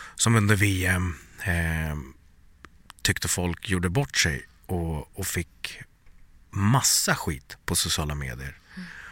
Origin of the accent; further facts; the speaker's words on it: Sweden; also born or lived in Bangladesh (ancestry) / USA (lived one year); I'm born and raised in Sweden but I'm from Bangladesh